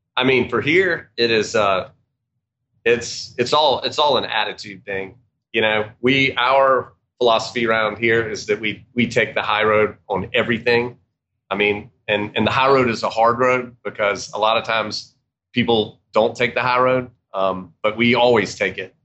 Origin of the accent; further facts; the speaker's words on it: Georgia, United States; also born or lived in Atlanta, Georgia; we're from Georgia